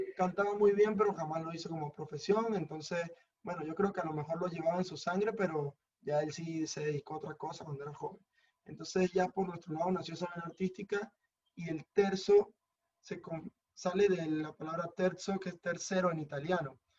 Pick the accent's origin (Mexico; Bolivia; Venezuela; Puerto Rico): Venezuela; Mérida; moved away as an adult; now in Madrid, Spain; vengo de la ciudad de Mérida.